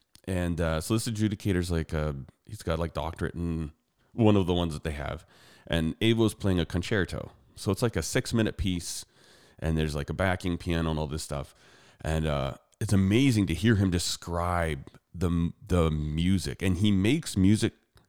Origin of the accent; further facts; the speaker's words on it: Calgary, Alberta, Canada; the difference between where I grew up and where she grew up is way more culture shock than where I grew up in Calgary.